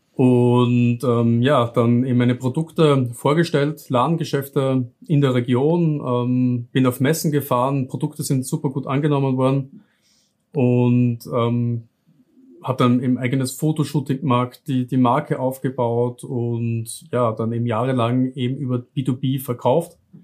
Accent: South Styria, Austria; accent: southern Austrian; lebe im Süden von Österreich. Hört man vielleicht ein bisschen auch äh, bei meiner Aussprache. Also ich wohne wirklich mitten in der Weinregion, wo eben die besten Weine auch aus Österreich herkommen. Ähm, so kennt man das Ganze auch in der Südsteiermark

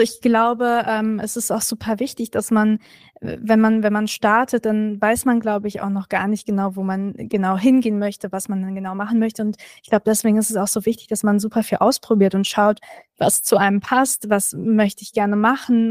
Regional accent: Berlin, Germany; ich bin Berlinerin

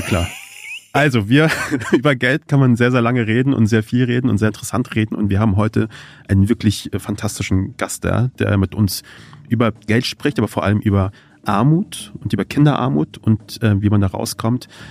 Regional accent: Kassel, Hesse, Germany; Ich bin ja in Kassel aufgewachsen

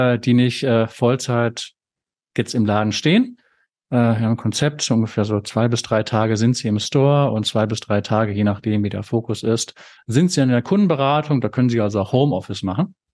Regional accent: North Rhine-Westphalia, Germany; Ich selbst bin ja Ostwestfale

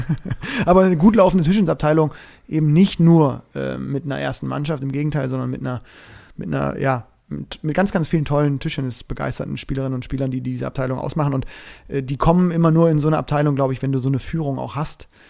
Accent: Bremen, Germany; mich als Bremer

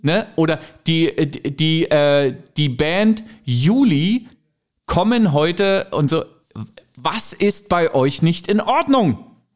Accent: the East, East Germany, Germany; ich bin halt im Osten groß geworden

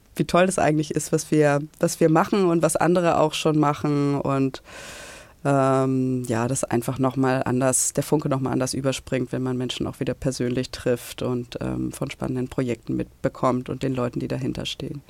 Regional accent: Hamburg, Germany; in Hamburg war, meine Heimatstadt

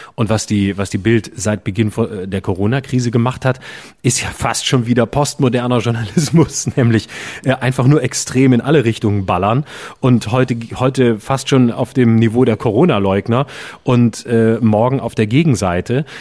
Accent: Lörrach, Baden-Württemberg, Germany; mein Heimatort Lörrach

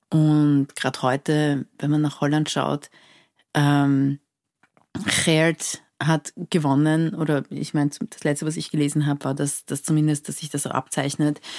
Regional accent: Iran; neulich hat mich jemand gefragt, wo ich herkomme und ich habe gesagt, ich komme aus Persien.

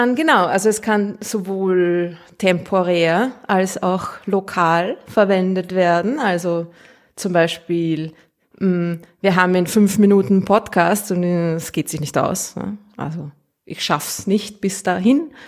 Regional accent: Austria; accent: Austrian; ich rede zu Österreichisch

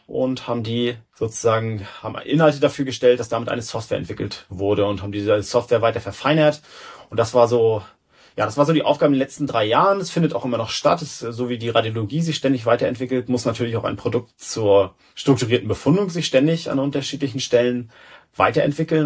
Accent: Rostock, Mecklenburg-Vorpommern, Germany; also born or lived in Berlin, Germany / Stockholm, Sweden; Dann hat's mich zurück nach Rostock wieder gebracht, in meine Heimatstadt

